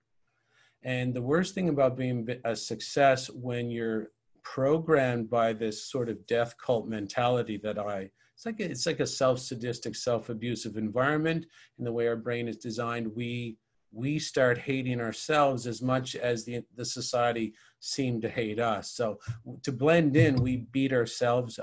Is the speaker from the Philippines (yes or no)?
no; St. John's, Newfoundland and Labrador, Canada; moved away; I lived in St. John's, Newfoundland